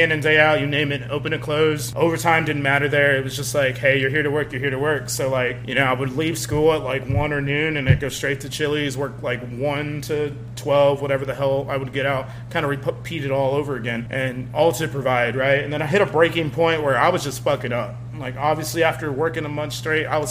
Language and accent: English; Eagle Pass, Texas, United States; I come from Eagle Pass, Texas. It's a small town, and I definitely wanted to help provide with my family